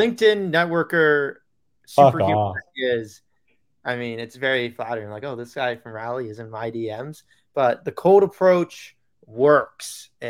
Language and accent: English; Long Island, New York, United States; I am from Long Island.